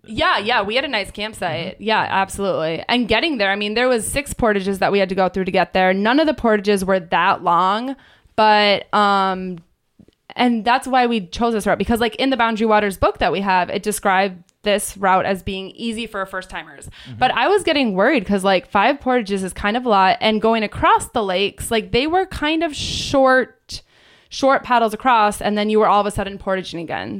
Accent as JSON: {"language": "English", "town": "Minneapolis", "region": "Minnesota", "country": "United States", "tie": "born or raised there", "said": "I grew up in the Twin Cities and it's only a five hour drive up here."}